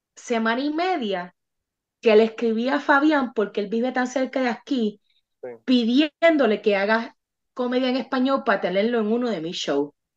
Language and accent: Spanish; Bayamón, Puerto Rico; now in Texas, United States; Yo soy de Bayamón, este es mi pueblo, este es mi barrio